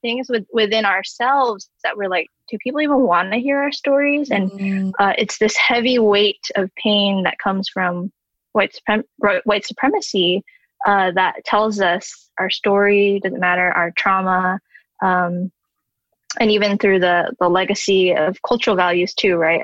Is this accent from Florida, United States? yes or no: no; Southern California, United States; West Coast born Taiwanese person in Southern California